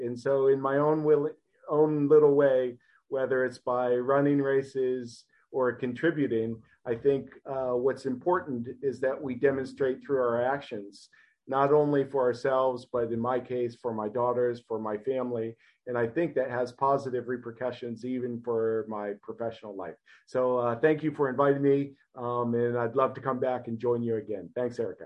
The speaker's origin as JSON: {"language": "English", "region": "Ohio", "country": "United States", "tie": "born or raised there", "said": "I was born and raised in Ohio. Uh, in the United States."}